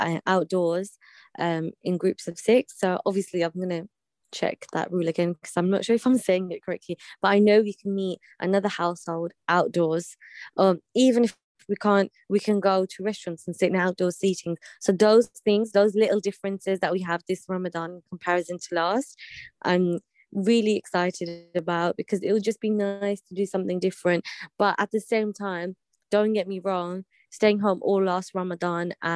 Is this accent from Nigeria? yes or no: no; United Kingdom; us being British